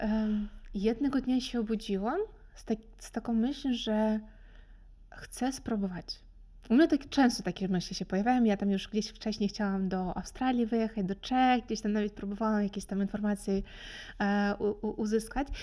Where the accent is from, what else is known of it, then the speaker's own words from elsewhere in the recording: Kherson, Kherson Oblast, Ukraine; Polish is a second language; moved away as an adult; now in Opole, Poland; pochodzę z Hersonia, to jest Czarne Morze